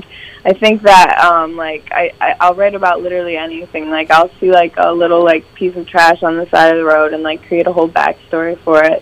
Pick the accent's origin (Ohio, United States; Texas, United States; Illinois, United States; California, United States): Ohio, United States; Grand Rapids; moved away as an adult; also born or lived in Toledo, Ohio; now in Los Angeles, United States; I'm originally from Grand Rapids, the whole Toledo area, honestly. I've just like moved all around. I know the Northwest Ohio area like the back of my hand.